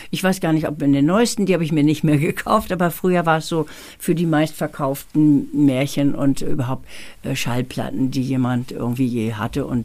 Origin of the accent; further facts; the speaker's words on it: Lübeck, Schleswig-Holstein, Germany; also born or lived in Thalbürgel; Und mich dann direkt nach Lübeck mit meiner Mama. Ich wurde geboren in Talbürgel bei Jena.